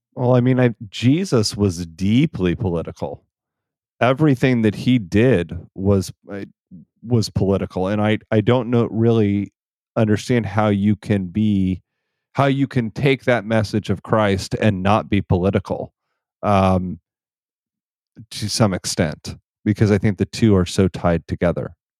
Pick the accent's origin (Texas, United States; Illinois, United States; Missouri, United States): Missouri, United States; northwest; I grew up in northwest Missouri in a very rural area